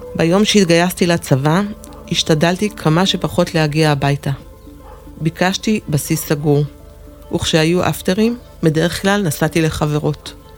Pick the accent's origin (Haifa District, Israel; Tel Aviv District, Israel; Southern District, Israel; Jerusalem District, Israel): Jerusalem District, Israel; Jerusalem; נולדתי בירושלים, לזוג הורים אוהב